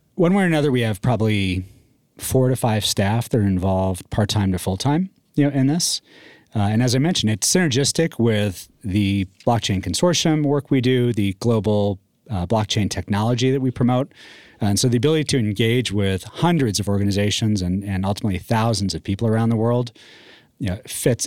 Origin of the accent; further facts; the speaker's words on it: Northeast, United States; also born or lived in Texas; now in Colorado, United States; I grew up in the Northeast